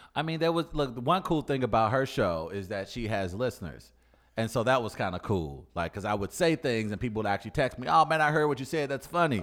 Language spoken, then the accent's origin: English; St. Louis, Missouri, United States; listen to my accent. I'm from the Lou.